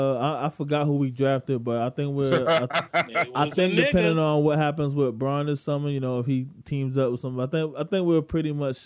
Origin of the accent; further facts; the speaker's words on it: New York, United States; I'm from New York